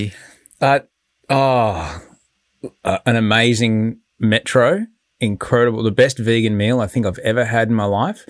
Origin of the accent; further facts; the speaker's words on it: Brisbane, Queensland, Australia; my hometown, Brisbane